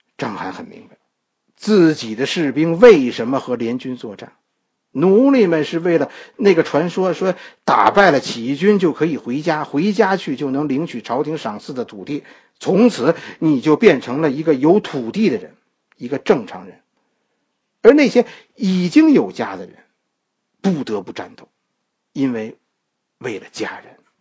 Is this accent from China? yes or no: yes; China; 我们今天的中国人